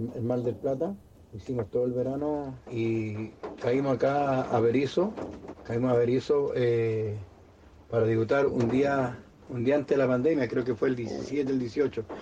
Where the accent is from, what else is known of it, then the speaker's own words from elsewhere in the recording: Mexico; moved away; also born or lived in Chile; yo mexicano